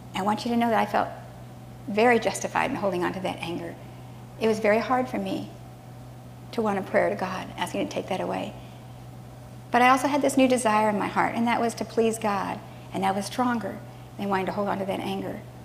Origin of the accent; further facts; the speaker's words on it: Southern California, United States; moved away as an adult; also born or lived in Hawaii; I grew up in Southern California with a brother and sister and a mom and dad